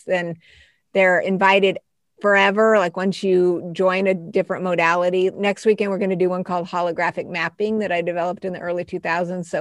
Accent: Colorado Springs, Colorado, United States; also born or lived in Albuquerque, New Mexico; When I was a kid, I was born in Albuquerque, but we ended up in Colorado Springs

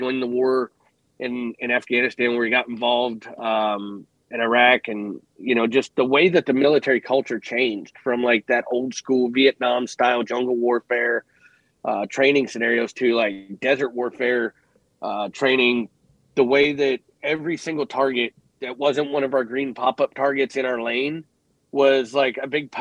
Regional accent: Cleveland, Ohio, United States; I grew up in Cleveland in the mid-90s

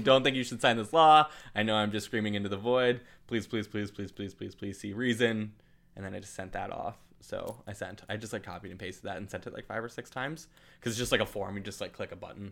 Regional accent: Birmingham, Alabama, United States; I am from Birmingham, Alabama

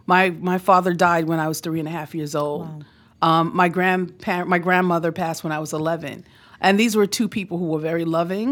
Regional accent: New York City, New York, United States; I grew up here in New York City.

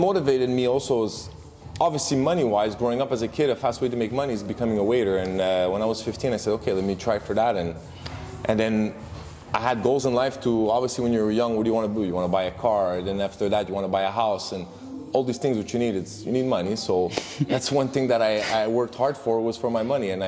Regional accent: Montreal, Quebec, Canada; growing up in Montreal, went to French school

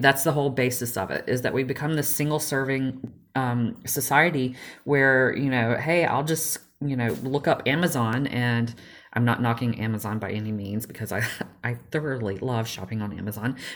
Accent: Georgia, United States; I grew up in in the South and the little backwoods of Georgia.

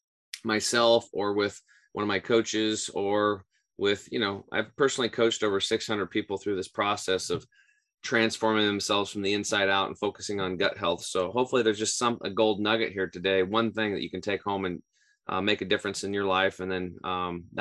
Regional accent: Eastern Oregon, United States; I grew up in Eastern Oregon on a small cattle and hay farm.

